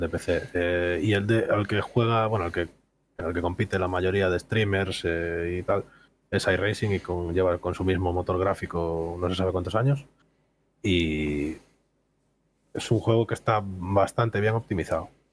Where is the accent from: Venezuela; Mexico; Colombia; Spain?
Spain; Vigo, Galicia; Soy de Galicia, del sur de Galicia, zona de Vigo